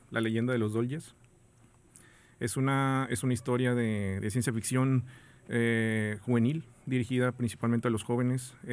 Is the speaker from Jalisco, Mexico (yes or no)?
no; San Luis Potosí, Mexico; born there; now in Monterrey, Mexico; yo nací en, San Luis Potosí, pero digamos que me considero regio porque hace pues, más de 30 años que vivo aquí.